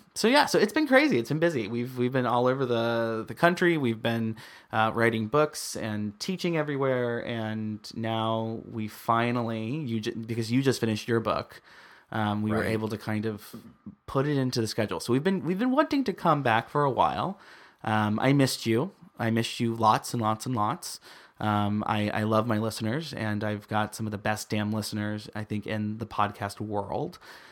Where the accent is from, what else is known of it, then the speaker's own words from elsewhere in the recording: Midwest, United States; he comes from the East Coast. I'm from the Midwest. You're from the West Coast. I came out to the West Coast.